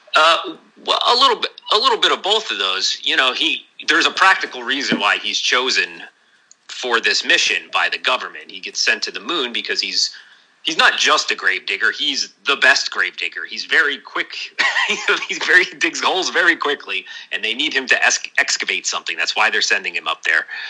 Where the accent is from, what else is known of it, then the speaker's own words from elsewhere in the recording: New Jersey, United States; now in Portland, United States; my hometown in New Jersey